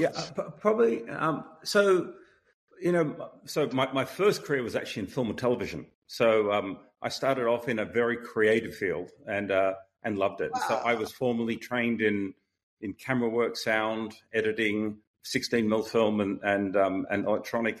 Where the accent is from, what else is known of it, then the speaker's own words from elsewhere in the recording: Australia; moved away; also born or lived in Boston; being Australian